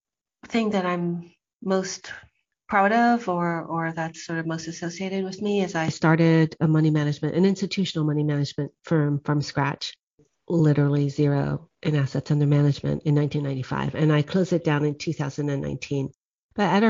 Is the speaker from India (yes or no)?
no; Guadeloupe; also born or lived in Oahu, United States; I grew up in the French Caribbean, in Guadeloupe, and also in Hawaii on the island of Oahu. And I'm half WASP, white Anglo-Saxon Protestant, and half Okinawan.